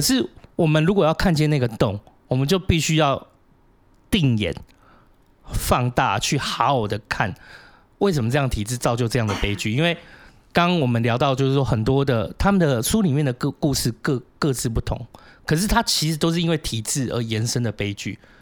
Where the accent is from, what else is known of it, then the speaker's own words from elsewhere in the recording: Taiwan; 它也是我们台湾人成立的啊